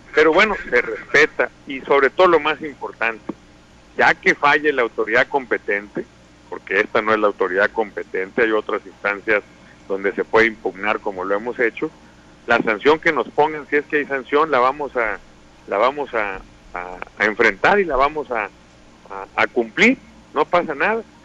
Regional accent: Sinaloa, Mexico; como somos los sinaloenses, con entusiasmo

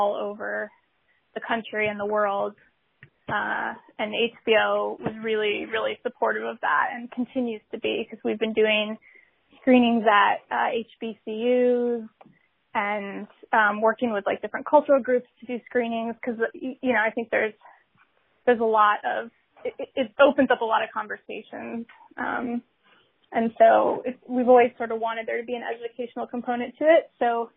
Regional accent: Colorado, United States; moved away; in Colorado, growing up in Colorado

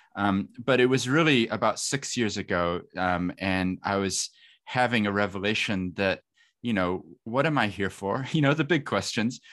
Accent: Christchurch, Canterbury, New Zealand; also born or lived in Wellington; I, I grew up in Christchurch

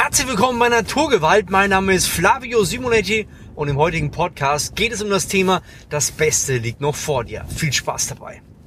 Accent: Lower Franconia, Bavaria, Germany; ich bin ein Franke, ja, ich komme aus Unterfranken, das ist an der oberen Grenze von Bayern

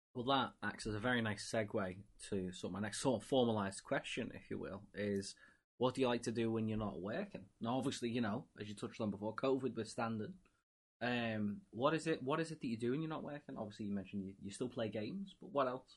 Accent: England, United Kingdom; me being English and a football slash soccer fan

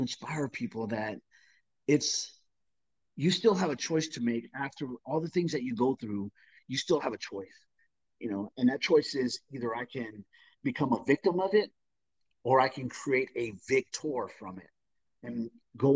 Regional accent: Southern California, United States; I grew up in Southern California

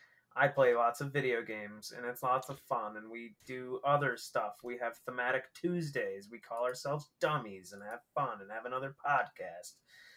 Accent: Michigan, United States; I'm from Michigan.

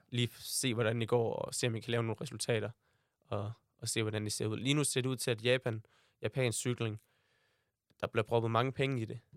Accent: Aarhus, Central Denmark Region, Denmark; jeg er født her i Aarhus, nærmere sagt Tilst, øh, med min mor og far og min storebror

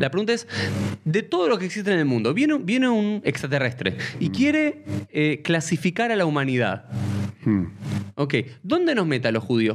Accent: Argentina; soy argentino

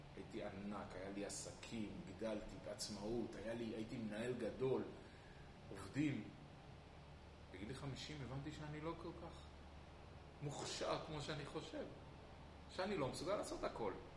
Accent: Israel; אני ישראלי ואני חי בישראל

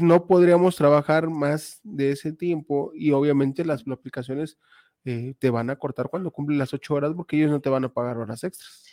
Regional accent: Mexico; como malos mexicanos que somos

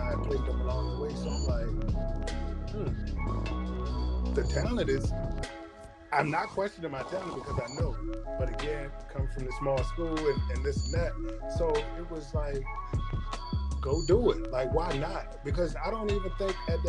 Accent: Charles City, Virginia, United States; growing up in Charles City

